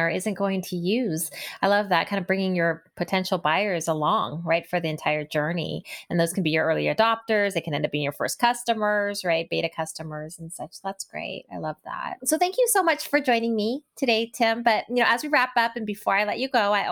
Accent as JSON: {"language": "English", "area": "Bay Area", "region": "California", "country": "United States", "said": "I'm from the Bay Area and I'm still in the Bay Area"}